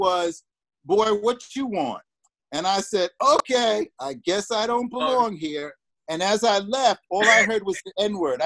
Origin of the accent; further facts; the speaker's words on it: New York City, New York, United States; I'm from Brooklyn, New York. I grew up in Tompkins Projects.